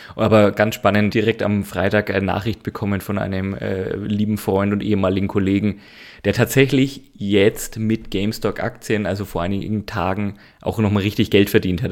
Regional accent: Nuremberg, Bavaria, Germany; Ich bin ein Nürnberger

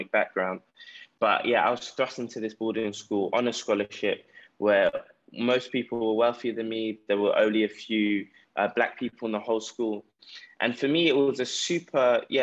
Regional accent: London, United Kingdom; now in Ghana; I grew up in South London, grew up in a council estate.

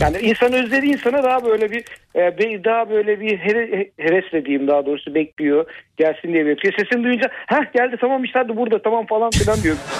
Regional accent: Turkey

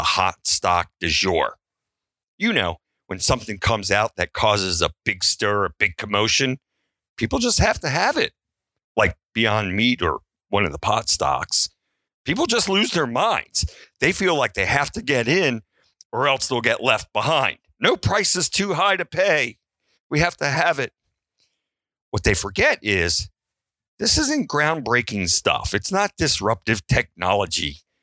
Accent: Baltimore, Maryland, United States; I was raised in Baltimore

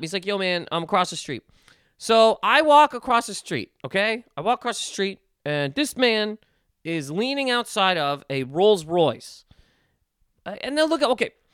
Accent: Nova Scotia, Canada; growing up in Nova Scotia

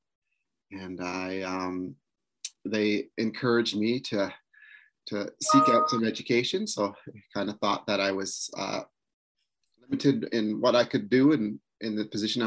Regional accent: Six Nations Reserve, Ontario, Canada; I'm from Six Nations Reserve, where I'm an educator

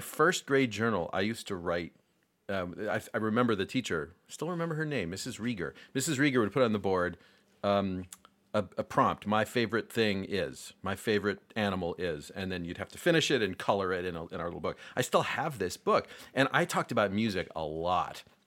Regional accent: Rochester, New York, United States; I grew up in Rochester

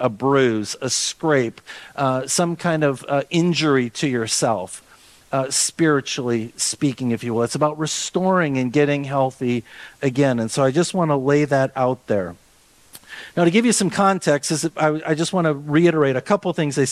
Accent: Austin, Minnesota, United States; I grew up in Austin, Minnesota

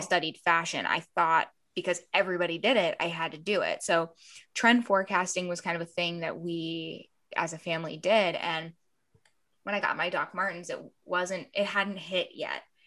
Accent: Columbus, Ohio, United States; moved away as an adult; also born or lived in Florida; now in Los Angeles, United States; I, I grew up in Ohio and then moved to Florida and then moved back to Ohio.

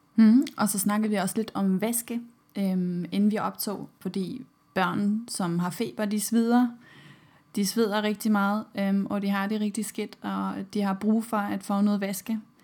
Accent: Germany; Danish is a second language; now in Denmark; I Tyskland, hvor jeg kommer fra

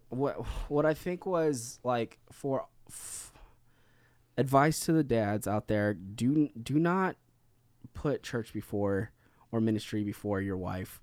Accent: Philippines; being Filipino

